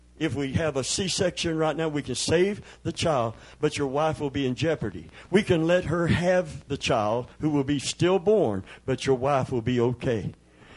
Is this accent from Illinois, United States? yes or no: no; Middlesboro, Kentucky, United States; moved away; I was born in Middlesboro, Kentucky.